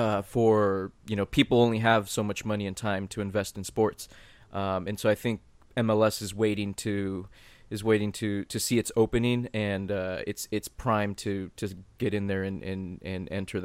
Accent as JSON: {"language": "English", "region": "California", "country": "United States", "tie": "born or raised there", "said": "I think it is true that growing up in California does make us see the potential of soccer in a different way than someone growing up in Minnesota."}